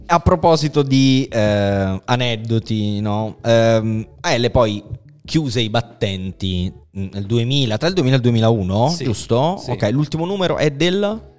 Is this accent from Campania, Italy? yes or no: yes; Naples, Campania, Italy; io che sono napoletano